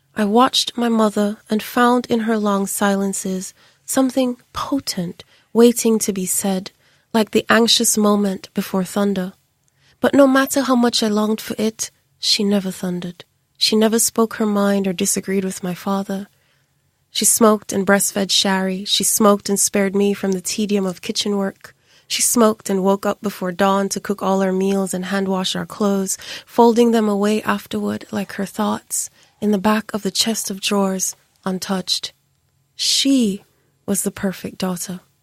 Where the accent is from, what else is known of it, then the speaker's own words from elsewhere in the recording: Jamaica; my siblings and I were always oddities growing up in Jamaica because we had dreadlocks